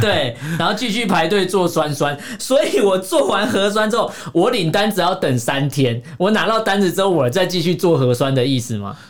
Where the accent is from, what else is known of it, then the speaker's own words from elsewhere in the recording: Yilan County, Taiwan; moved away as an adult; also born or lived in Shanghai; 我的家乡，哦。宜兰